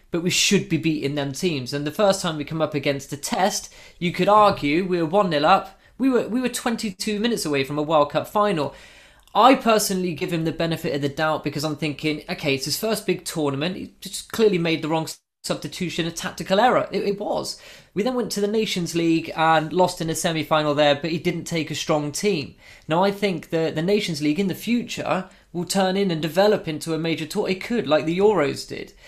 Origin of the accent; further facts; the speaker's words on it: England, United Kingdom; we're all English